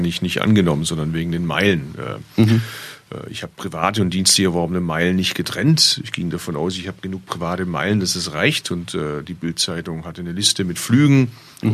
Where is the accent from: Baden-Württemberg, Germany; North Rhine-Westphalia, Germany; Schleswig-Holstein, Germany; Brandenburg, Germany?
Baden-Württemberg, Germany; Bad Urach; moved away; also born or lived in Berlin; Ich kann theoretisch von Berlin mit dem Zug in meine Geburtsstadt fahren. Und der hält sogar gar nicht so weit weg von da, wo meine Eltern heute noch wohnen, im schwäbischen Bad Urach